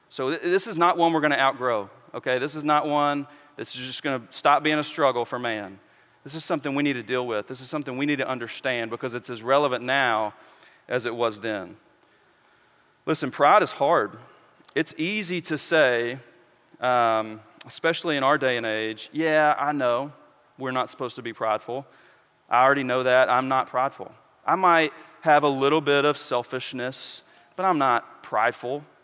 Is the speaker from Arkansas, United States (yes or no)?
yes; West Memphis, Arkansas, United States; I, I grew up in West Memphis